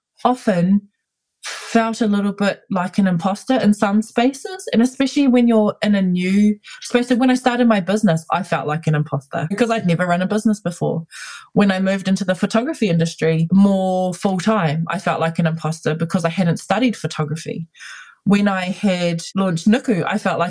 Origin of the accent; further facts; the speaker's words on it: Auckland, New Zealand; I was born and raised here in Ihu Matau. It's my home. I currently live here